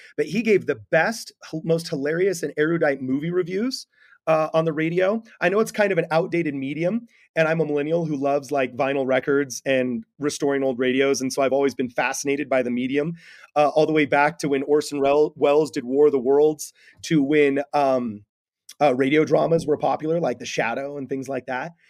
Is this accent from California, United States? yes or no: yes; Los Angeles, California, United States; I'm from Los Angeles.